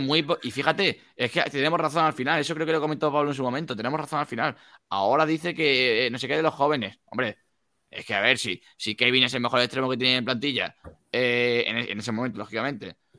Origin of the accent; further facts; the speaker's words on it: Málaga, Andalusia, Spain; soy de Málaga